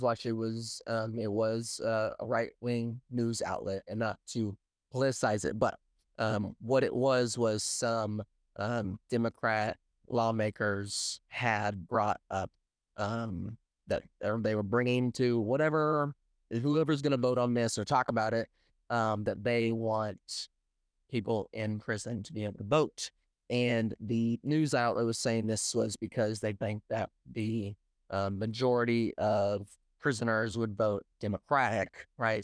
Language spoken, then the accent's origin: English; outside Springfield, Missouri, United States; where I'm actually from, which is Rogers, Missouri